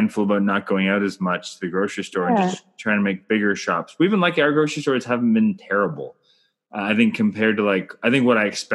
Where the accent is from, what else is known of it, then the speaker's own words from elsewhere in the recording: Canada; I'm Canadian filmmaker